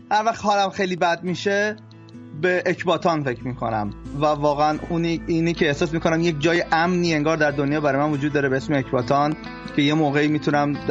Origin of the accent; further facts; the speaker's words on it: Tehran, Tehran Province, Iran; moved away; وقتی که خب از ایران مهاجرت کردم